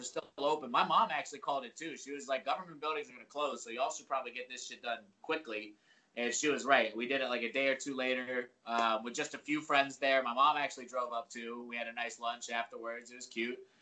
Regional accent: Virginia, United States; moved away; I'm from Virginia originally.

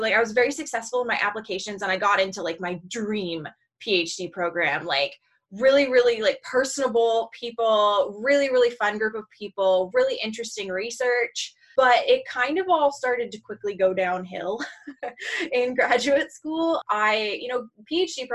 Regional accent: Seattle, Washington, United States; I'm born and raised in the Seattle area

